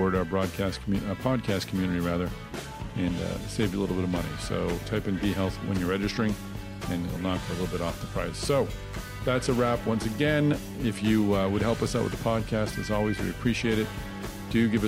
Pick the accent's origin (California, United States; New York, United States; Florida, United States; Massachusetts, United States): Massachusetts, United States; Boston; Boston, my hometown